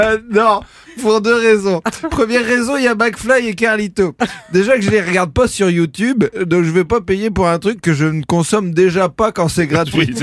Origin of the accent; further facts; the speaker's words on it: France; je suis français, moi.